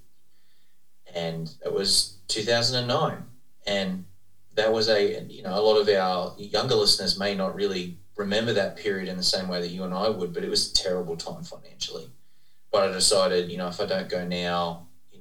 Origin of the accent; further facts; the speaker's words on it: Australia; moved away as an adult; also born or lived in United Kingdom / Texas, United States; now in Dallas, United States; I'm from Australia originally